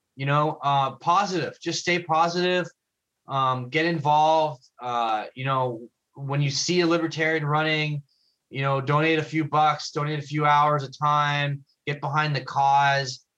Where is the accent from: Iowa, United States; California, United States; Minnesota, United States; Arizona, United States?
California, United States; Los Angeles; now in Redondo Beach, United States; I'm actually from San Pedro